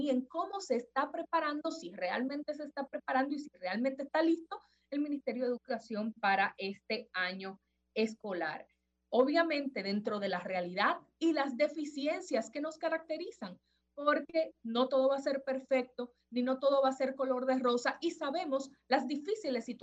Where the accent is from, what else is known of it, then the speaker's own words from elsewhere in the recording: Dominican Republic; como dominicanos nosotros nos manejemos y hagamos los pedimentos de las cosas que necesitamos